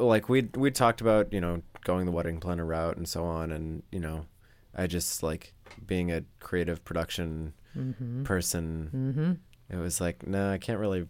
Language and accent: English; Maine, United States; moved away; We are both from Maine